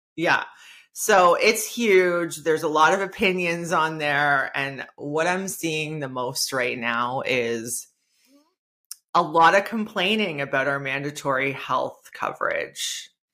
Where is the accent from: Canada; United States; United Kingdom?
Canada; Niagara Falls, Ontario; I know my business is Hamilton-based, but I grew up in Niagara Falls